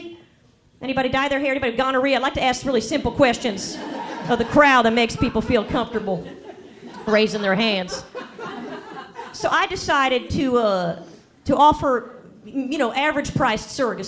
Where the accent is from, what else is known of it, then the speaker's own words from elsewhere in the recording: the South, United States; growing up in the South, you do meet some Jews